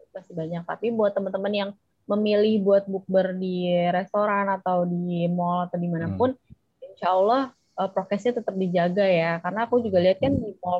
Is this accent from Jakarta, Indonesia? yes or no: yes; Jakarta, Indonesia; besar di Jakarta jadi anak Betawi banget nih gue ya